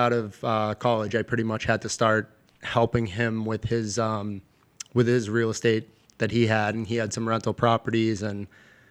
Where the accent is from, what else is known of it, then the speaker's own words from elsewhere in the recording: Lynnfield, Massachusetts, United States; also born or lived in Boston, Massachusetts; I'm from Linfield originally